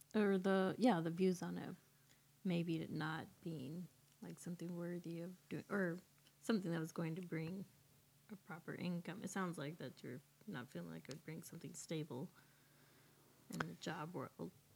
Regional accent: Horse Creek, California, United States; also born or lived in San Diego, California; when I was five, my family moved to Northern California, close to the Oregon border, a little town called Horse Creek.

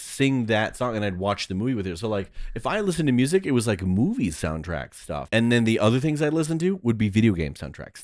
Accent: Ohio, United States; also born or lived in California; I was born in California and then moved to Hebrew for about eighteen months and then moved to Ohio

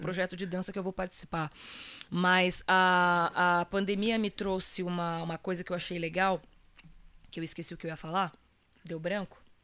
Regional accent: Ferraz de Vasconcelos, São Paulo, Brazil; also born or lived in Minas Gerais; eu sou cria do Alto Tietê

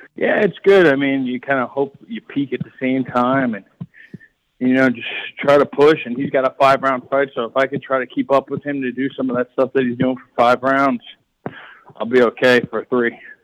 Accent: Long Island, New York, United States; the fans in my hometown

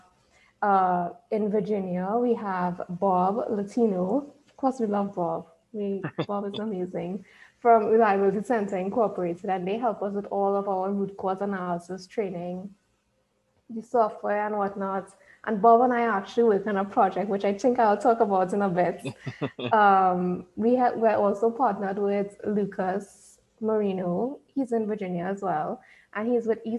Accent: Trinidad & Tobago; accent: Trini; I am from Trinidad and Tobago. You would hear the accent coming in there because what I've been told is that Trinis, that's what we call ourselves, we have a very distinctive accent

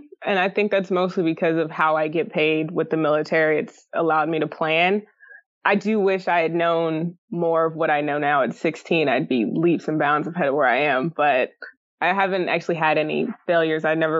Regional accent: Colorado, United States; also born or lived in Alaska; We grew up a lot of places. I say we, because I'm a twin, my brother. But mostly in Colorado and Alaska is where I spent a good chunk of time. But we did move a lot when I was sma

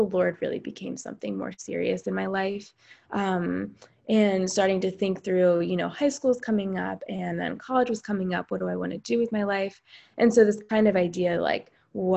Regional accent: Pennsylvania, United States; I'm from Pennsylvania.

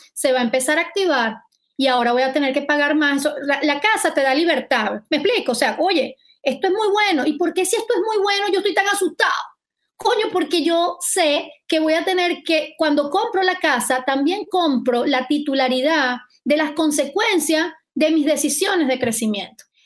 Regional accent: Valencia, Carabobo, Venezuela; en Valencia, de donde yo soy

